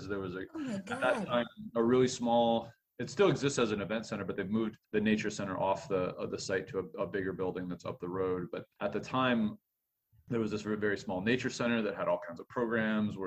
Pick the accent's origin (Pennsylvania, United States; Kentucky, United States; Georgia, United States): Pennsylvania, United States; Erie; moved away as an adult; also born or lived in Japan; now in Aberdeen, United States; Erie, which is my hometown. So I grew up in that northwestern corner of Pennsylvania